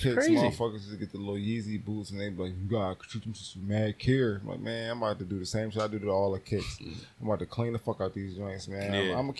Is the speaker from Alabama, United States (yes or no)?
no; Buffalo, New York, United States; I'm from Buffalo.